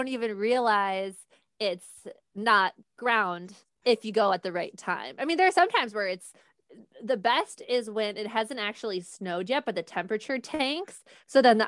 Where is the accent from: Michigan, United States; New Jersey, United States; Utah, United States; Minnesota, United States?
Minnesota, United States; Eden Prairie; I'm from Eden Prairie, just outside of Minneapolis